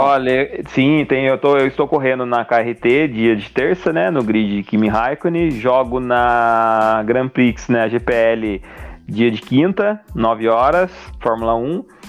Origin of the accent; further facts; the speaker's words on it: Taubaté, São Paulo, Brazil; é da minha cidade aqui, nós somos de Taubaté